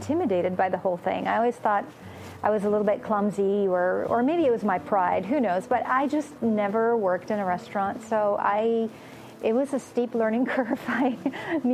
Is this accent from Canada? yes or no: no; Romania; first language Romanian; English is a second language; moved away; also born or lived in Austria / Southeast Asia / France; I was born in Romania, so my birth language, Romanian, I'll probably never forget